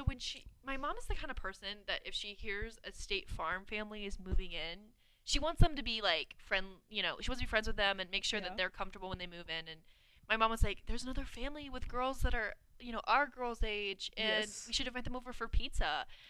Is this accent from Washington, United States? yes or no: yes; south of Seattle, Washington, United States; I tell people I'm from Seattle, but it's actually south of Seattle.